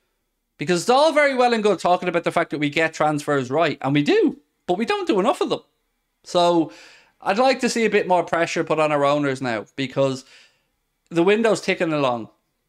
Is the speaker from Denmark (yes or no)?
yes; Denmark; I'm from Denmark.